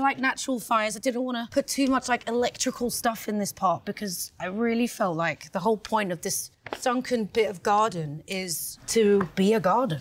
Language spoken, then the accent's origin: English; London, United Kingdom; I'm from London